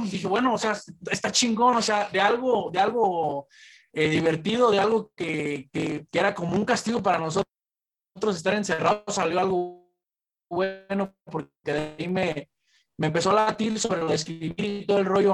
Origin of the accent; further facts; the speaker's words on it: Zamora, Michoacán, Mexico; yo soy de Zamora. La mayor parte del crew, bueno, todo el crew es de aquí de Jacona y yo soy de Zamora.